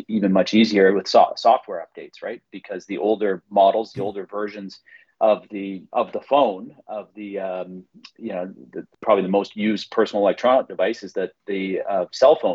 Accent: British Columbia, Canada; I'm from British Columbia

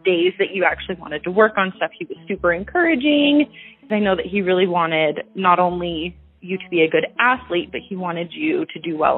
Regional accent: Ferndale, Washington, United States; also born or lived in Bellingham, Washington; I was actually born in Bellingham. And I was raised in Ferndale. So from basically the time that I was a baby until I was 15, I grew up in Ferndale

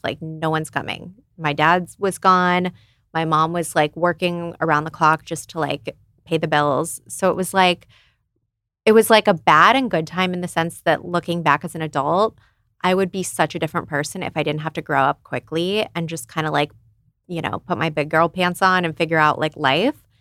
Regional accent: Phoenix, Arizona, United States; moved away as an adult; also born or lived in San Diego; I was from Phoenix originally, and then I moved to San Diego because I went to USD for law school.

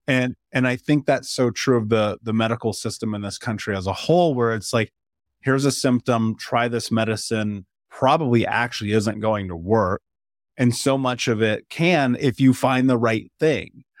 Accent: Indiana, United States; I grew up in Indiana

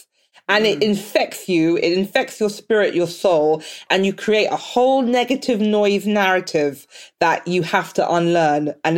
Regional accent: Nigeria; I'm Nigerian, but I have some Benin in me as well, and Togo.

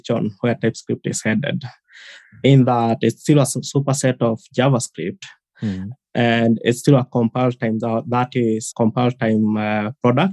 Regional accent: Kenya; I'm from Kenya, currently located just in the capital, Nairobi

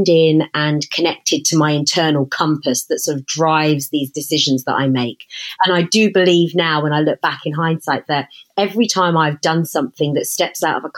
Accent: Hertfordshire, East of England, United Kingdom; growing up in Hertfordshire

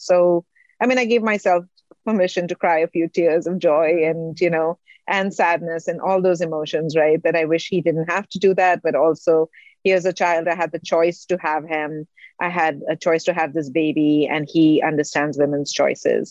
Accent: India; moved away as an adult; also born or lived in Singapore; now in United States; I'm from India.

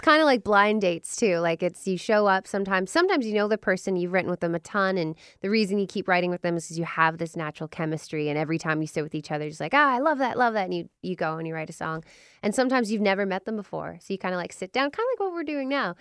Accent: Vancouver, British Columbia, Canada; moved away as an adult; now in Nashville, United States; we're from Vancouver, British Columbia, but we've been in Nashville for the last four years

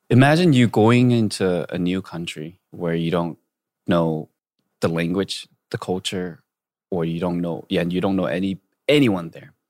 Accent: Rancho Cucamonga, California, United States; moved away as an adult; now in South Korea; I would say I'm from L A, but I'm actually from Rancho Cucamonga

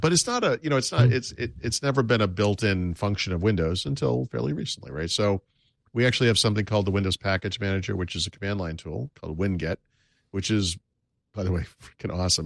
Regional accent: United States; I am an American

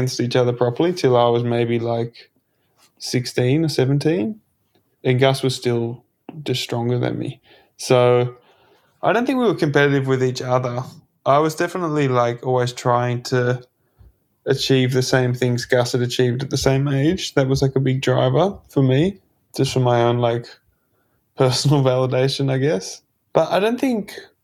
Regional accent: Port Macquarie, New South Wales, Australia; growing up in Port Macquarie

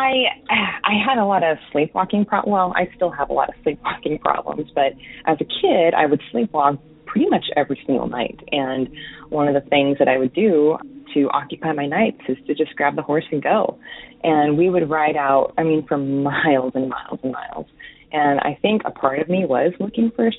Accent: New Mexico, United States; moved away as an adult; now in Oregon, United States; I live in Oregon now, but I grew up in New Mexico

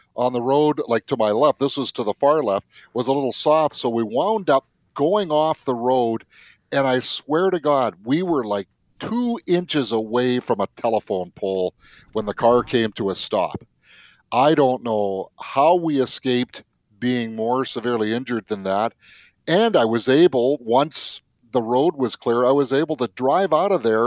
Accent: Mission, British Columbia, Canada; I was still a teenager down in the Mission of the Fraser Valley

